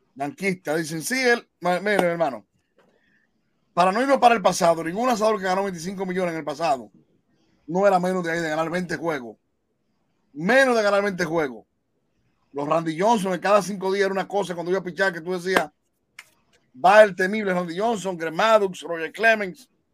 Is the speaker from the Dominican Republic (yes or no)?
yes; Monseñor Nouel, Dominican Republic; el senador de mi pueblo, Héctor Acosta, el Torito